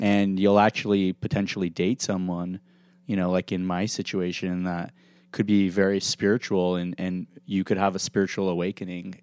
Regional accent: Beverly Hills, California, United States; also born or lived in Los Angeles / Dallas; Growing up in Beverly Hills

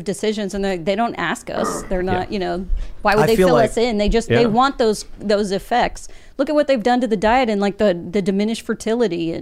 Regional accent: Wichita, Kansas, United States; my hometown of Wichita, Kansas

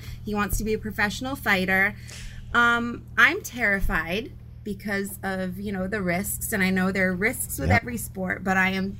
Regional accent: Maine, United States; I'm from Maine.

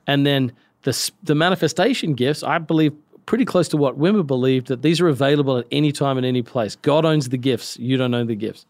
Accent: Australia; I'm from Australia.

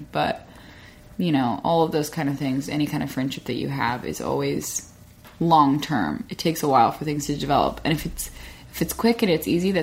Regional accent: Arkansas, United States; moved away; the friends that I had in my hometown

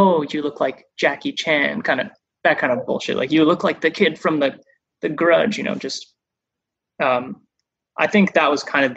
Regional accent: Vancouver, British Columbia, Canada; also born or lived in Japan; now in Toronto, Canada; I grew up in Vancouver and, you know, grew up in like a white suburban community mostly

